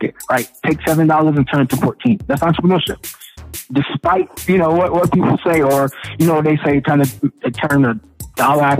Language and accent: English; Louisville, Kentucky, United States; I grew up in Louisville, and growing up in the projects